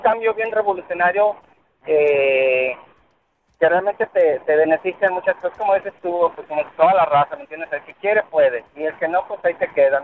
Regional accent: Mexico; now in Orlando, United States; somos los únicos mexicanos que trabajamos en energía solar aquí en Orlando

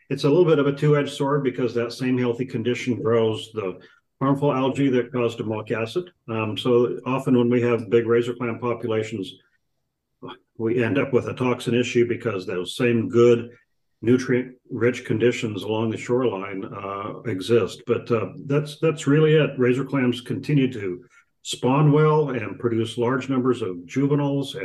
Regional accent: Aberdeen, Washington, United States; I grew up in Aberdeen

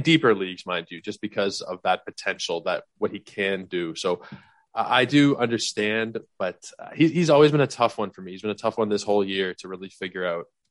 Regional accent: Toronto, Ontario, Canada; fellow Torontonian

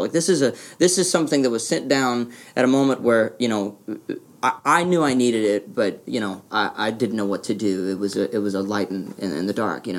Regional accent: Louisiana, United States; I grew up in Louisiana.

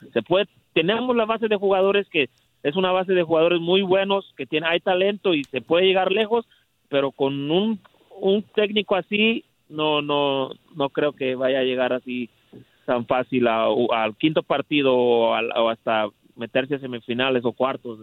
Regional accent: Mexico; Soy mexicano

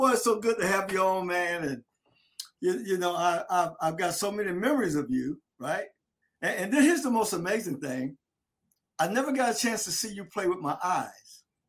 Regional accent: Delray Beach, Florida, United States; my generation, I can say I'm from Delray, you know, but my parents, my dad's side, my paternal side, they're from the islands, from the Bahamas

